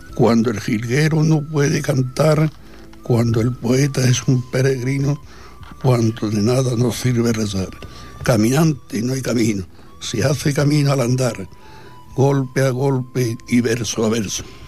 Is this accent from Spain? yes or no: yes; Spain; todos somos españoles